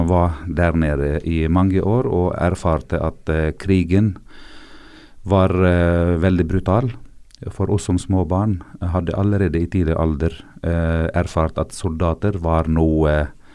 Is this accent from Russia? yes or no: no; South Governorate, Lebanon; Norwegian is a second language; jeg libaneser, så jeg har vært der helt siden eh, mandatet egentlig